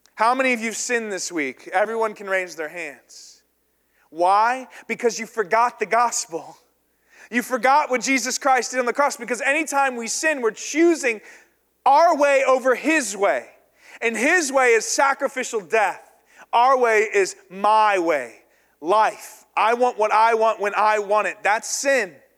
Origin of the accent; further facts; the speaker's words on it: the South, United States; I was raised in the South